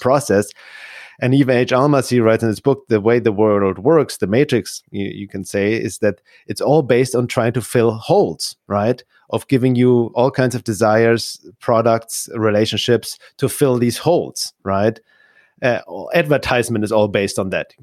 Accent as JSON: {"language": "English", "town": "Munich", "region": "Bavaria", "country": "Germany", "tie": "born or raised there", "also_born_or_lived": "Los Angeles, United States / California", "moved": "as an adult", "lives_now": "Arizona, United States", "said": "I was one year old. And I grew up in Munich, and, uh, Munich, Germany"}